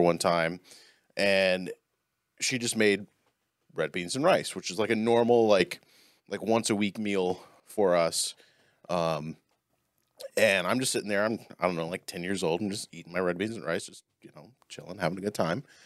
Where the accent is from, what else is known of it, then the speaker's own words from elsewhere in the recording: New Orleans, Louisiana, United States; I grew up in New Orleans.